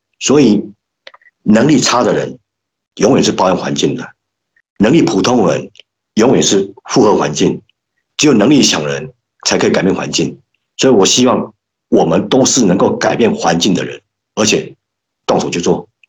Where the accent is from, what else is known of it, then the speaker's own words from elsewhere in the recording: Yilan County, Taiwan; 那我们现在林家的祖坟哦，还在那个宜兰的顶埔，所以我我们。对宜兰，它是一个怎么样？是我们家乡的圣地了哈。